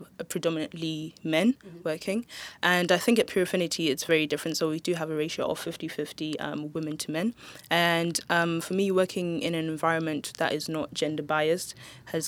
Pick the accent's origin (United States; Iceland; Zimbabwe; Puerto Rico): Zimbabwe; moved away; also born or lived in Swansea; I'm from Zimbabwe personally